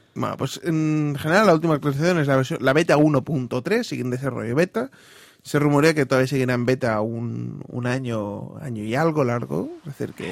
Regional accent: Castile and León, Spain; soy leonés

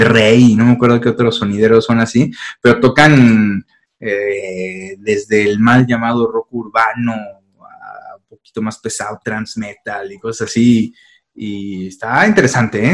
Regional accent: San Luis Potosí, Mexico; nosotros que somos de San Luis Potosí

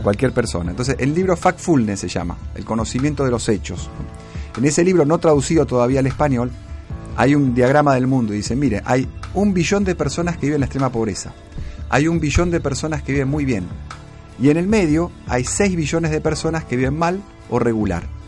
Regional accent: Argentina; vivimos en un hermoso país

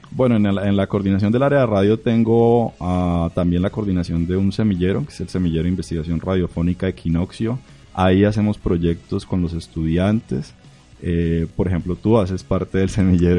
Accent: Barrancabermeja, Santander, Colombia; moved away as an adult; now in Bucaramanga, Colombia; yo vengo de Barranca Bermeja

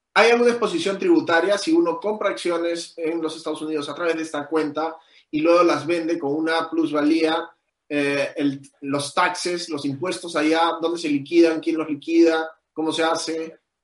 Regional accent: Peru; nosotros como peruanos

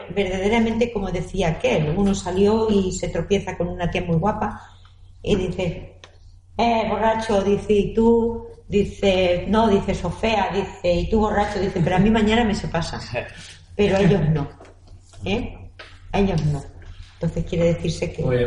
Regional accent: Castilla-La Mancha, Spain; now in Elche, Spain; yo soy manchega. Vine en aquella época

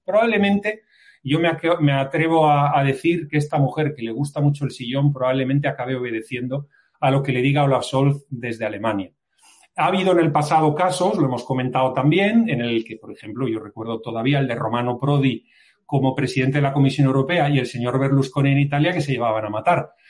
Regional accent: Spain; yo como español

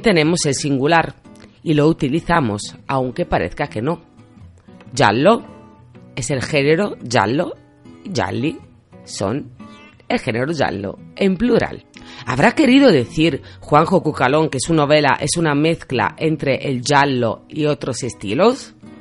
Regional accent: Italy; Spanish is a second language; moved away; yo soy italiana

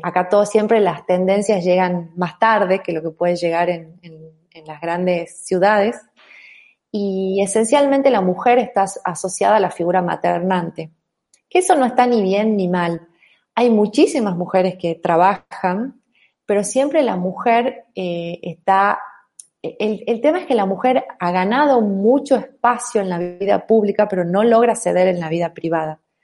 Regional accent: Tucumán, Argentina; accent: tonada; also born or lived in Buenos Aires; yo soy tucumana, yo soy mujer

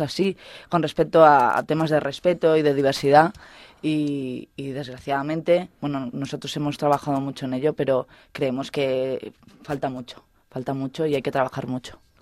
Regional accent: Mallorca, Balearic Islands, Spain; moved away as an adult; now in Salamanca, Spain; soy mallorquina

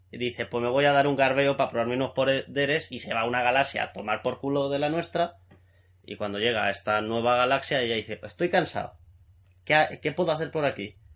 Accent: Spain; Yo soy español.

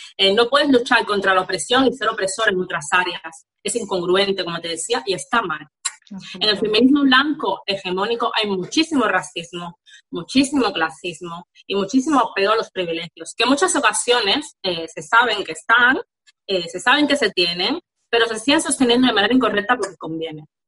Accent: Havana, Cuba; now in Barcelona, Spain; Yo soy de La Habana, Cuba

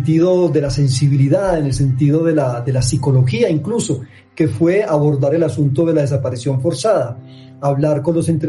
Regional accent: Medellín, Antioquia, Colombia; en tanto que somos de Medellín, de Antioquia y de Colombia

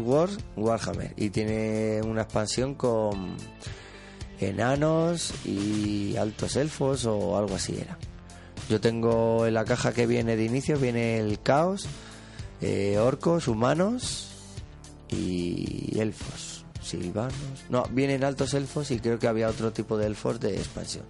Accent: El Molar, Community of Madrid, Spain; yo soy del Molar

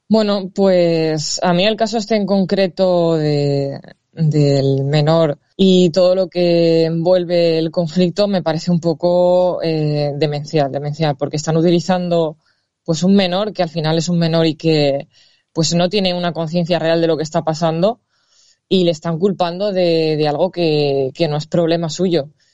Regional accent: Valencia, Valencian Community, Spain; Yo soy de Valencia y aquí el valenciano también es una lengua oficial

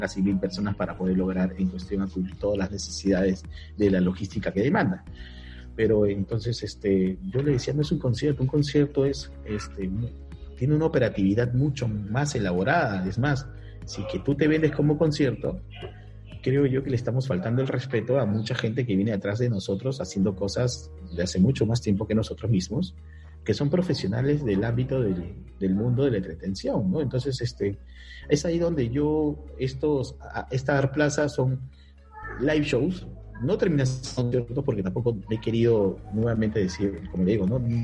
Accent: Peru; Soy peruano

